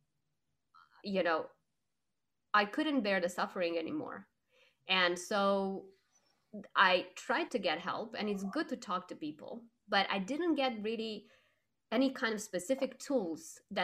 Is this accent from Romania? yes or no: yes; Romania; I was growing up in Romania, and when I was 5 years old, we had a revolution